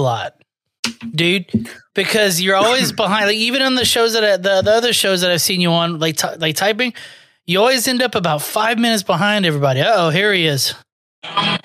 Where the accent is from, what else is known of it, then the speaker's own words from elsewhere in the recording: Houston, Texas, United States; I'm from Houston